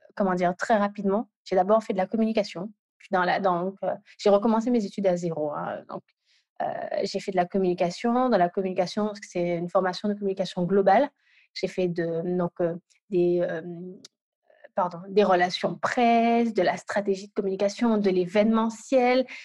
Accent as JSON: {"language": "French", "country": "Guadeloupe", "moved": "yes", "lives_now": "Île-de-France, France", "said": "je suis guadeloupéenne et, localisée pardon, en Ile-de-France."}